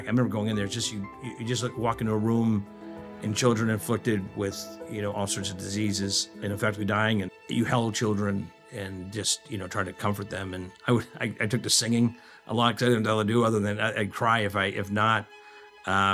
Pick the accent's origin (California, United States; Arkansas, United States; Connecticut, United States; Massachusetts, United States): Massachusetts, United States; Danvers; now in Chicago, United States; I grew up in the Boston area, just north of the city, Danvers, which nobody ever knows